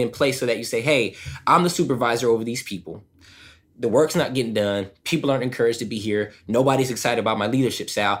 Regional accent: Southern California, United States; I grew up in SoCal, right? The land of Hollywood, right?

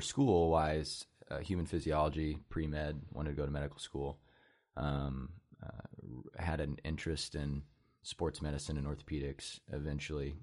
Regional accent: Oskaloosa, Iowa, United States; I'm born and raised in Oskaloosa, Iowa, small, small town community in southeast Iowa

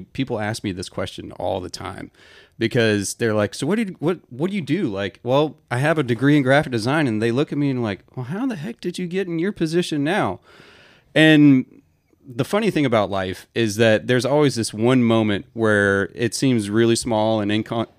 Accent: Atlanta, Georgia, United States; also born or lived in Auburn; I grew up in Atlanta.

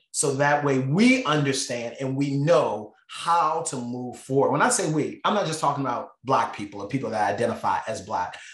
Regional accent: Baltimore, Maryland, United States; I grew up in Baltimore

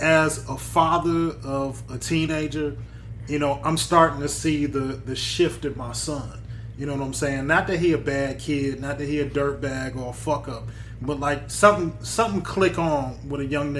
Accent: Detroit, Michigan, United States; I grew up on Puritan and War, where basically the same place I live at now.

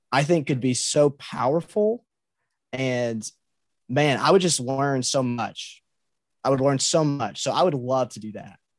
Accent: Muhlenberg County, Kentucky, United States; I grew up in Muhlenberg County

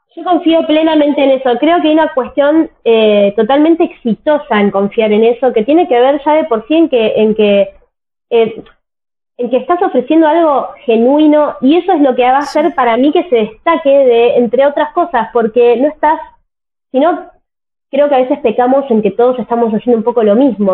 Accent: Tierra del Fuego, Argentina; yo nací en Tierra del Fuego, que es una provincia de Argentina que está totalmente al sur del país

